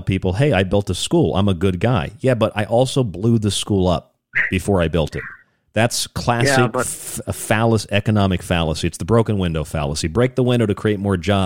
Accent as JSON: {"language": "English", "town": "St. Petersburg", "region": "Florida", "country": "United States", "tie": "born or raised there", "said": "I grew up in St. Pete, Florida"}